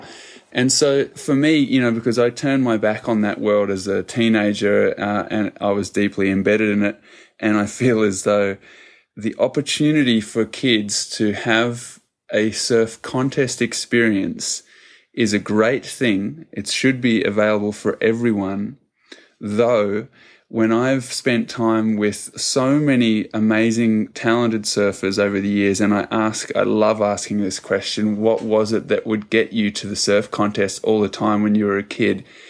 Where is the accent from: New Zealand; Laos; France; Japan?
New Zealand; now in Australia; I'm originally from New Zealand